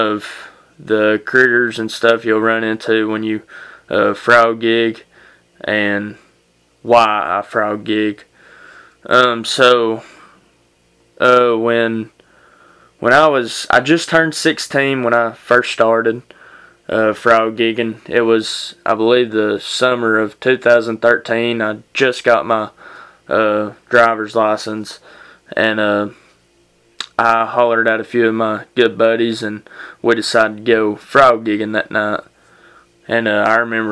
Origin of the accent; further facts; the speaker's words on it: United States